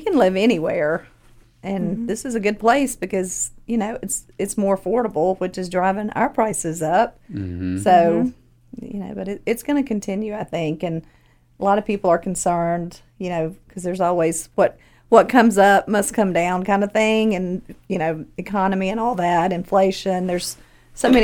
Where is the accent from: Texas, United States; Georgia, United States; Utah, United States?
Georgia, United States; Newnan; I'm from Noonan, and I speak the same language